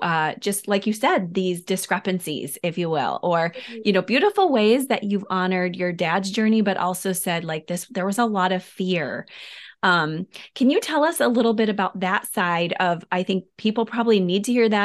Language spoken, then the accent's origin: English; Detroit, Michigan, United States; also born or lived in Wheaton; I know I was there because we're from Detroit and Wheaton.